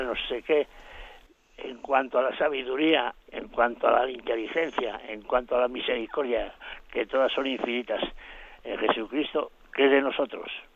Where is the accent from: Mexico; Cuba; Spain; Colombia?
Spain; Basauri, Basque Country; now in Madrid, Spain; soy de Basauri, pero le hablo desde Madrid